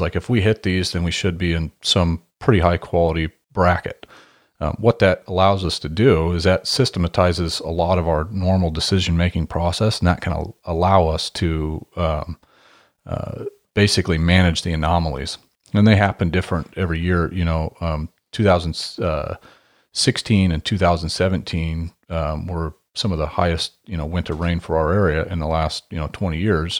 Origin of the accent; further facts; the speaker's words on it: Hermiston, Oregon, United States; I grew up in Hermiston, Oregon, which is a big farming town